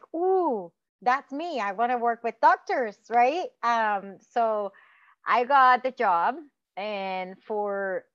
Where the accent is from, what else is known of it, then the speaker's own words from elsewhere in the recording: Puerto Rico; moved away; I grew up in Puerto Rico